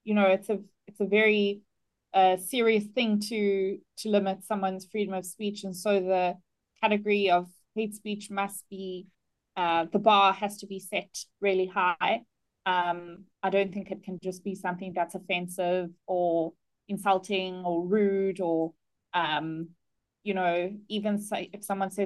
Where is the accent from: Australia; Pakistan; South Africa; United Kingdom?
South Africa; being South African